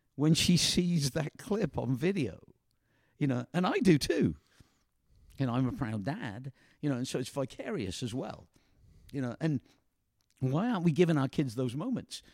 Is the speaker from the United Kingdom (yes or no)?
yes; England, United Kingdom; moved away; a comedian that we grew up with in England.